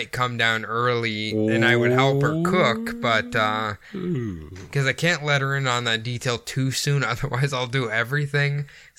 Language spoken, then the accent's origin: English; Iowa, United States; I grew up my whole life in Iowa